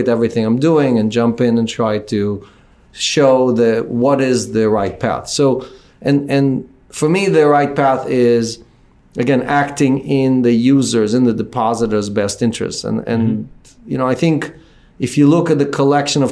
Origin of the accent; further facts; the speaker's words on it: Israel; also born or lived in Ukraine; now in United States; I was born in the Ukraine. I grew up in Israel. I was lucky to come to the United States